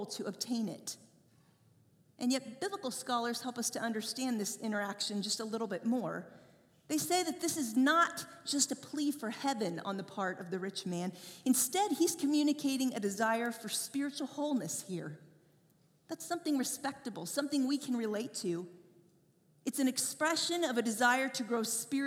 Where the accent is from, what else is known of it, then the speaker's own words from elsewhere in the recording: Indiana, United States; I grew up in Indiana